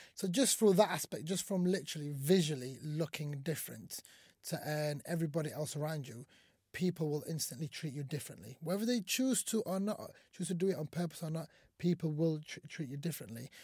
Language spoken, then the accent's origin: English; Sheffield, Yorkshire and the Humber, United Kingdom; English is a second language; also born or lived in Somalia; I came to this country when I was five years old with my family, and we moved to the great city of Sheffield, uh, from Somalia